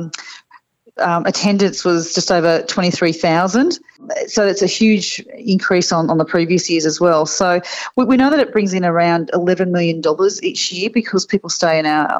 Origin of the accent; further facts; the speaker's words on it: Mount Warning foothills, New South Wales, Australia; now in Ipswich, Australia; I grew up in the foothills of Mount Warning. I grew up in Newkai